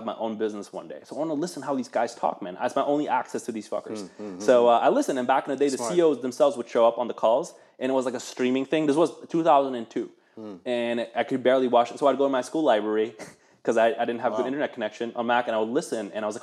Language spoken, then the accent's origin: English; Netherlands; also born or lived in Eastern Germany; now in United States; I grew up in Holland, like, you know, watch NOS, NOS